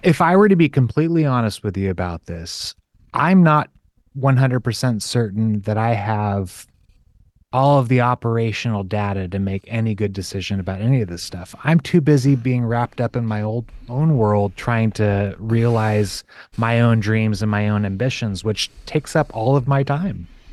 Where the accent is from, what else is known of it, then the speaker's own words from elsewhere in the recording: California, United States; was born and raised in California